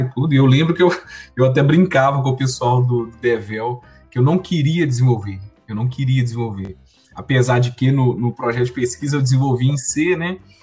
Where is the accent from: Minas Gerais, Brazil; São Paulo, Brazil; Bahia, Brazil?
Minas Gerais, Brazil; Sete Lagoas; em Sete Lagoas, que é minha cidade natal